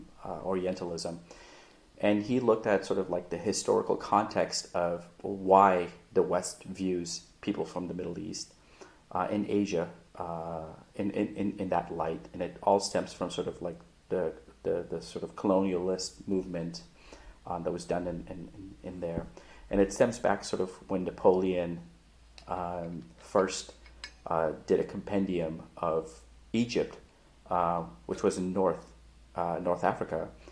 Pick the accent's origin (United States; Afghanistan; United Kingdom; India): Afghanistan; also born or lived in Europe; No. I always say I'm from Afghanistan, but I grew up in Europe.